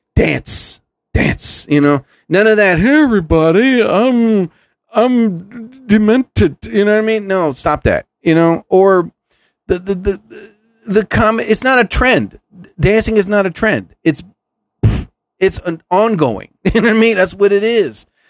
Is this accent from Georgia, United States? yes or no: no; New Jersey, United States; I'm from New Jersey